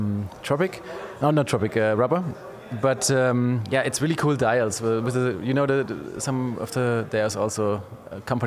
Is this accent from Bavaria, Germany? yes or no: no; Pforzheim, Baden-Württemberg, Germany; English is a second language; the city I'm from Pforzheim